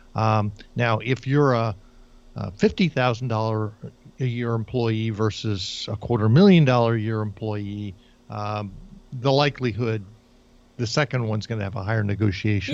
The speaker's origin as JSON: {"language": "English", "region": "New Jersey", "country": "United States", "tie": "born or raised there", "moved": "yes", "said": "I grew up in New Jersey in an entirely Jewish community"}